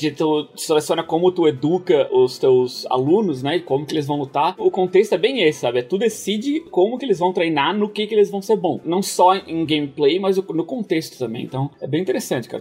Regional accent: Brazil; moved away; eu cresci no Brasil, passei minha infância inteira lá

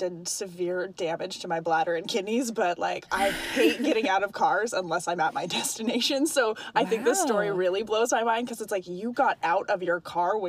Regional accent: Portland, Oregon, United States; moved away; growing up in Portland, you don't have a lot of sport options, so I had to be a Portland Trailblazer fan.

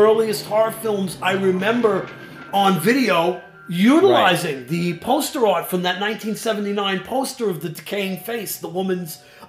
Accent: New York, United States; accent: New York

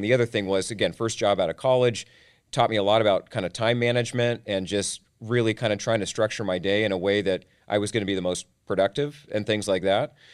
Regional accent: Tacoma, Washington, United States; was born and raised in Tacoma, Washington

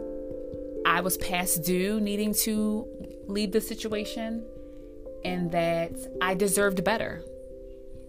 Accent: East Coast, United States; moved away as an adult; I'm from the East Coast originally

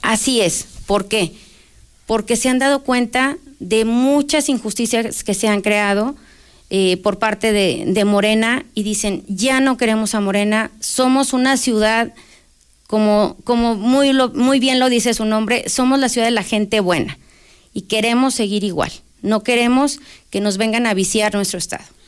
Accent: Aguascalientes, Mexico; soy una candidata de Aguascalientes, que soy nacida en Aguascalientes, que no venimos de fuera

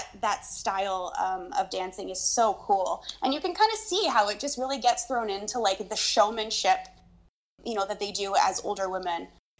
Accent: East Coast, United States; now in Canada; I am from, you know, I grew up in the East Coast of US, and now I'm in Canada.

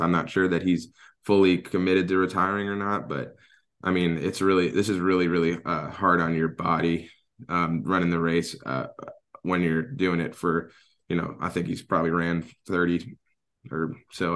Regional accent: Atlanta, Georgia, United States; moved away as an adult; now in Alaska, United States; having been born and raised in Atlanta

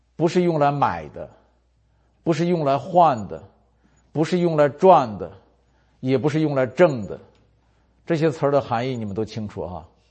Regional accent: China; 我们中国人都说没有免费的午餐

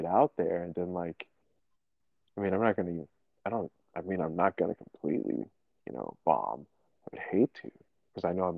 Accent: Florida, United States; I'm from Florida.

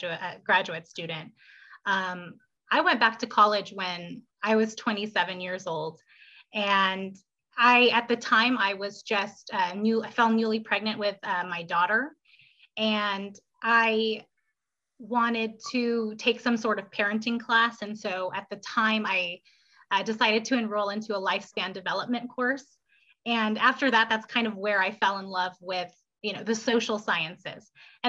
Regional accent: Philippines; born there; So I was born and raised in the military. So I was born in the Philippines.

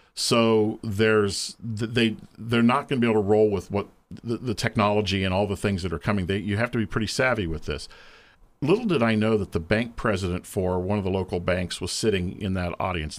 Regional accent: Lancaster, Ohio, United States; wound up back here in my hometown of Lancaster

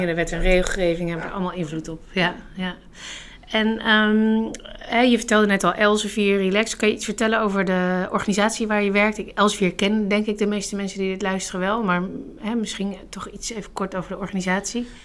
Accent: Netherlands; wij als Nederlanders

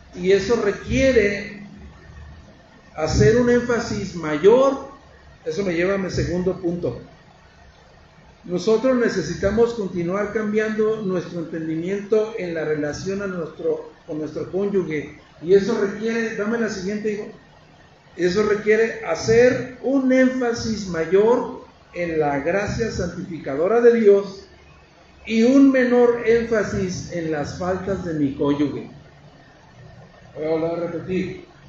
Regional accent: Mexico; somos machos mexicanos

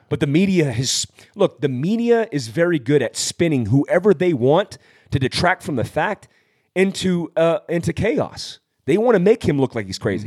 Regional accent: California, United States; I was born in Fort Worth, California

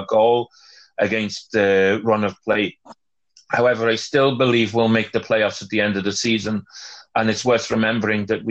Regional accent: Wales, United Kingdom; as a Welshman

